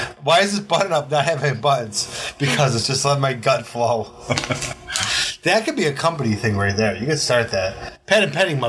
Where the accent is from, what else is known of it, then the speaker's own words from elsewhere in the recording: Cheektowaga, New York, United States; we grew up in Cheektowaga, dude.